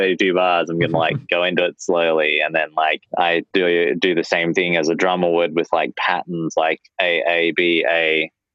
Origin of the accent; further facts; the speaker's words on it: Australia; moved away as an adult; now in United States; being an Aussie in the States on an O-1 visa